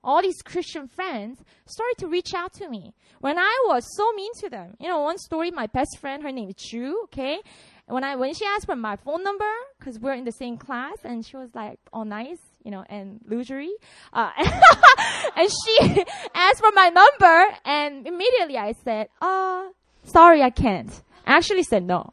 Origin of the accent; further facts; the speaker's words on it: Busan, South Korea; English is a second language; moved away as an adult; now in Seoul, South Korea; So I'm from Busan. That's my hometown. I wanted to move to Seoul so badly